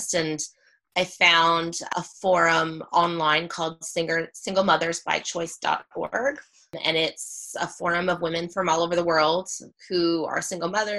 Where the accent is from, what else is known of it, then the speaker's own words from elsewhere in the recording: Kitchener, Ontario, Canada; In my hometown in Kitchener. Okay. I'm from Kitchener, Ontario.